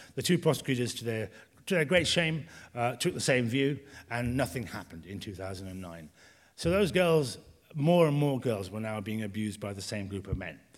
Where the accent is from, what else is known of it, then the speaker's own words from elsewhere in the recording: Birmingham, West Midlands, United Kingdom; moved away; I'm from Birmingham, I don't want to go back there